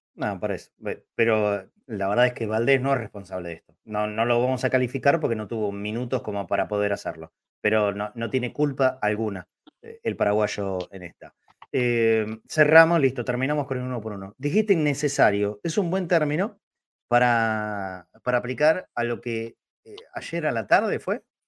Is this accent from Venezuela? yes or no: no; Argentina; los argentinos